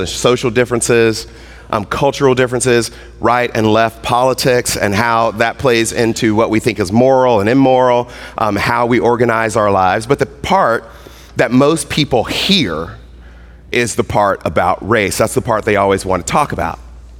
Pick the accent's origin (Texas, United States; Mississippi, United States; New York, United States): Mississippi, United States; moved away; I grew up in Mississippi